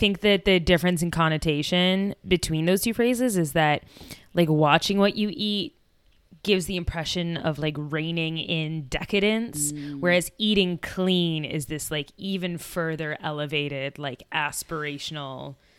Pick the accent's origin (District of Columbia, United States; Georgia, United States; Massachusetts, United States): Massachusetts, United States; Boston; my best friend told me, who also grew up in Boston, we grew up together outside of Boston, that Patriots Day is not a national thing.